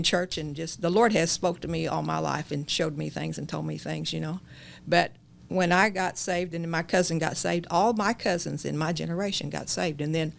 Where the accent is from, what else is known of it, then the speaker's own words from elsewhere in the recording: Chittyville, Illinois, United States; Well, I started in Chittyville.